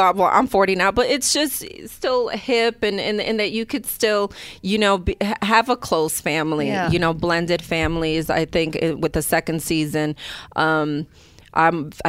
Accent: New York City, New York, United States; also born or lived in Brooklyn, New York; I was born in Brooklyn, grew up in the Bronx

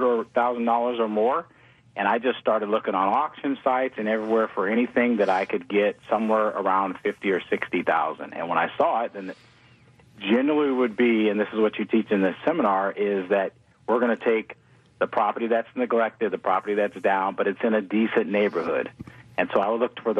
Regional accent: New Orleans, Louisiana, United States; now in Houston, United States; I'm from New Orleans

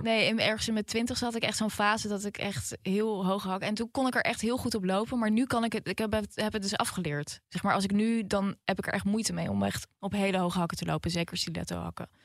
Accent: Netherlands; de achterbuurt waar ik vandaan kom, District Zuid

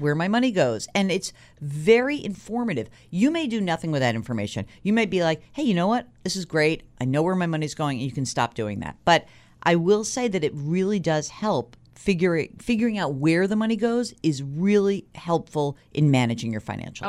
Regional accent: New York, United States; as a New Yorker

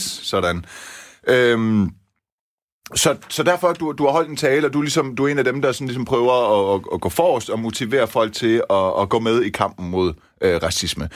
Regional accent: Denmark; mine forældre er etniske iranere, ja, ja, ja jeg er dansker med anden etnisk baggrund

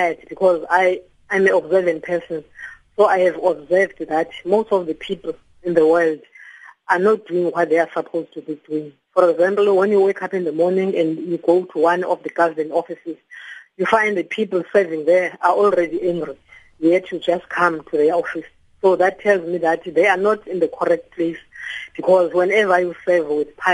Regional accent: Mbodleni, Manfre, Eastern Cape, South Africa; also born or lived in Butterworth / Tabankulu / Matatiele; was born in Manfre in a location that is called Mbodleni. Then I went on to study at Tolana High School, did my training college at Butterworth

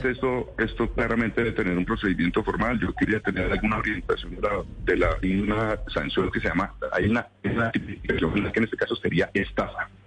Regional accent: Colombia; como Estado, como sociedad, como colombianos

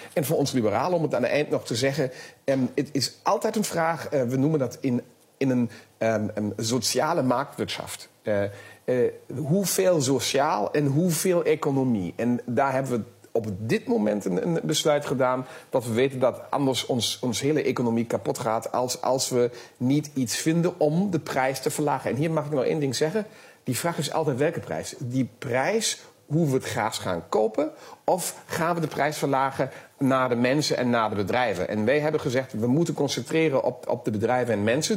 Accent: Germany; wij als Duitsers

